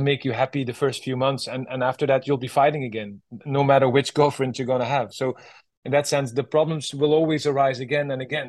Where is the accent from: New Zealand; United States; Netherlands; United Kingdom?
Netherlands; my home country, Holland